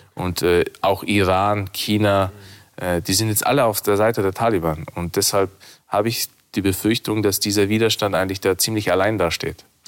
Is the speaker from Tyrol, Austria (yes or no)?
yes; Innsbruck, Tyrol, Austria; moved away; ich bin in Innsbruck geboren und aufgewachsen